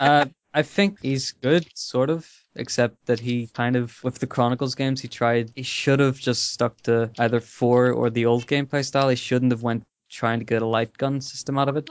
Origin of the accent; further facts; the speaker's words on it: Ireland; I'm Irish